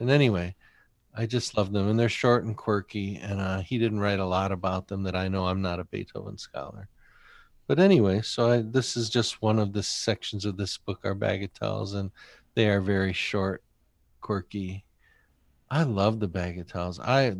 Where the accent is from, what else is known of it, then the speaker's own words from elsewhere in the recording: Drayton Plains, Michigan, United States; I mean, when I grew up in Drayton Plains, Michigan, there were two insane asylums in Michigan